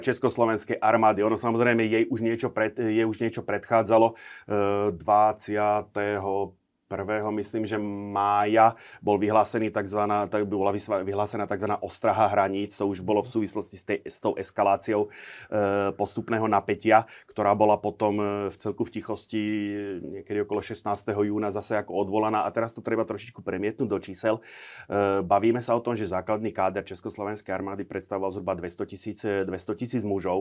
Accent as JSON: {"language": "Slovak", "town": "Nová Baňa", "region": "Banská Bystrica Region", "country": "Slovakia", "tie": "born or raised there", "said": "v mojom rodnom meste v Novej Bani"}